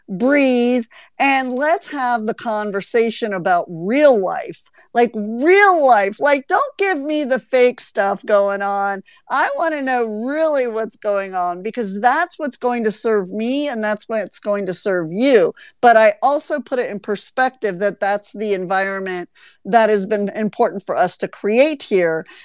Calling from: Amsterdam, North Holland, Netherlands; Uh, yes, I'm tuning in from Amsterdam, Netherlands.

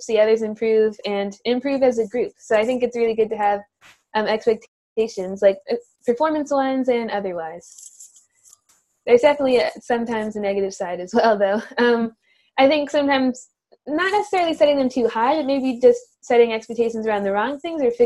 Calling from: New Rochelle, New York, United States; I'm calling in from New Rochelle, New York, where I live with my family

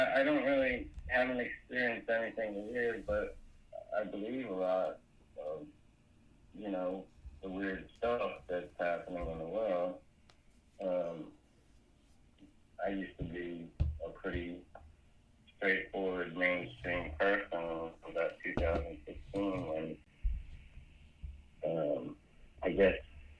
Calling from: Florida, United States

